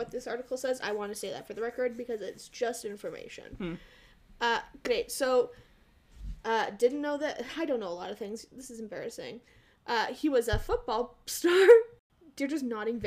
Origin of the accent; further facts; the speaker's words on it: Canada; I'm Canadian